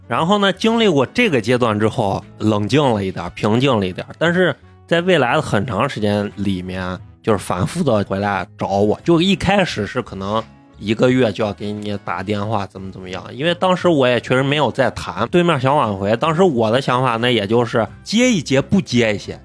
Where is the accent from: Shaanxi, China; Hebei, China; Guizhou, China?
Shaanxi, China; Xi'an; 我们都是西安人